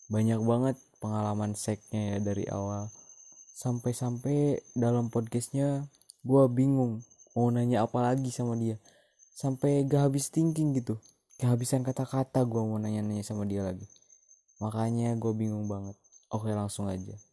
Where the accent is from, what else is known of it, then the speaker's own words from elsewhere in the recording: Limbangan, West Java, Indonesia; gue dari Bandung sebenarnya gue lebih jauh dari itu lagi